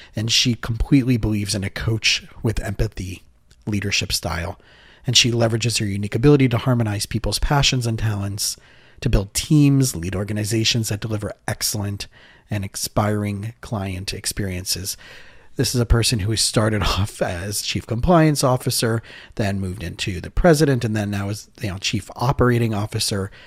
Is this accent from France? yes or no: no; South Florida, United States; also born or lived in Israel; I grew up here in South Florida